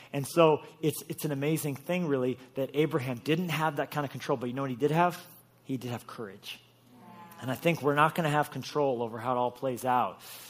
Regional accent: Colorado, United States; born there; no, I was born in Colorado. But I'm not from Colorado.

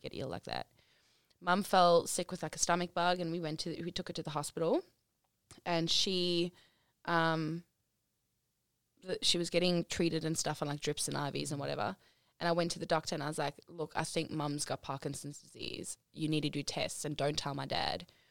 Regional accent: South Africa; moved away; I'm South African

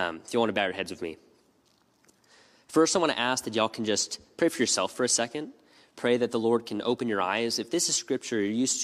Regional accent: United States; being American

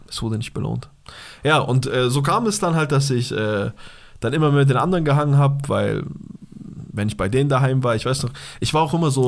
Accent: Bavaria, Germany; Bei uns in Bayern

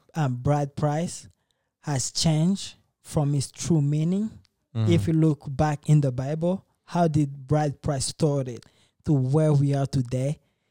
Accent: DR Congo; I'm from Democratic Republic of Congo.

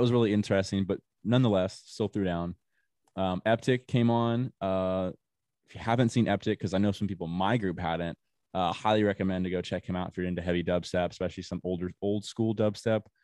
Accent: Florida, United States; I'm from Florida

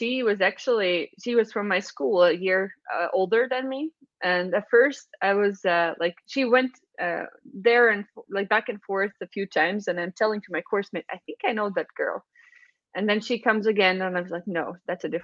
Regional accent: Valmiera, Latvia; moved away as an adult; I'm from Valmiera

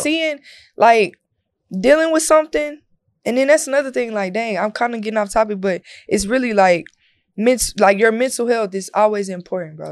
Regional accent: Corsicana, Texas, United States; moved away; I'm from Corsicana, so that's the country.

